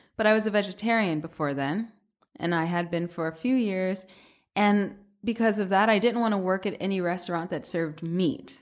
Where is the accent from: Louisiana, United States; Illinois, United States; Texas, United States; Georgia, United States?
Georgia, United States; Atlanta; moved away as an adult; also born or lived in Boston; now in New York, United States; I'm from Atlanta originally